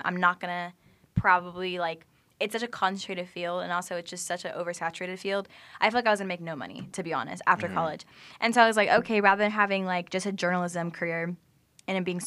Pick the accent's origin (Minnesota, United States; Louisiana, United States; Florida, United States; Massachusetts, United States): Florida, United States; Jacksonville; now in Tampa, United States; I am from Jacksonville, Florida